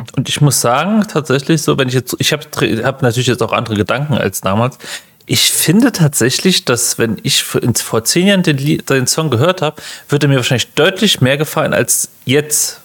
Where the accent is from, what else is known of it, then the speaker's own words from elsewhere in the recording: Germany; hast du als Deutscher immer so Dialekt, den kriegst du halt schlecht raus im Englischen